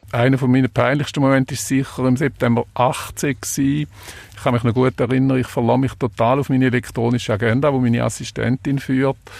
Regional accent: Switzerland; bei uns in der Schweiz

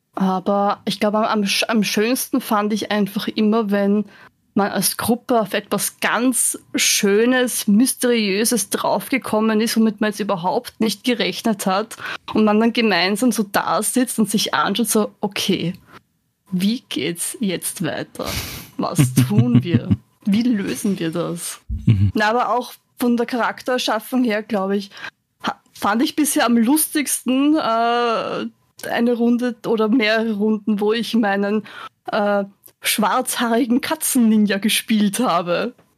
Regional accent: Vienna, Austria; now in Lower Austria, Austria; bin ursprünglich aus Wien, bin dann aber nach Niederösterreich zugezogen

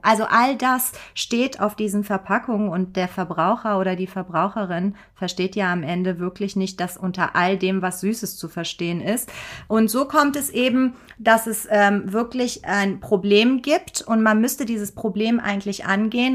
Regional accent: Germany; bei uns in Deutschland

